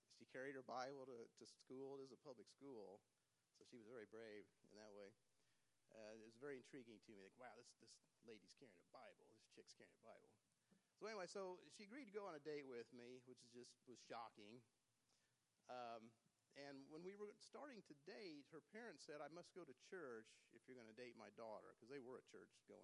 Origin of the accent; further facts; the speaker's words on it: Independence, Missouri, United States; I was born and raised out in East Independence. I went to Fort Osage High School